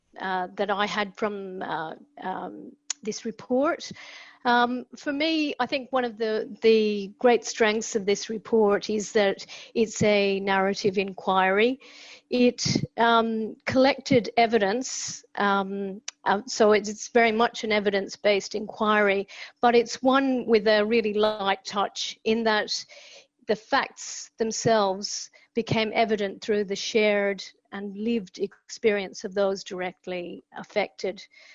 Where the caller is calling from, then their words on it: Tasmania, Australia; I'm calling in from Palawa country, acknowledgement to elders past, present, and emerging.